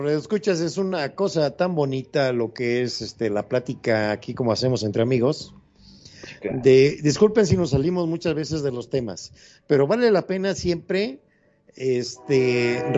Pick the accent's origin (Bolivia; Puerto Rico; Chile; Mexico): Mexico; Veracruz; como buen jarocho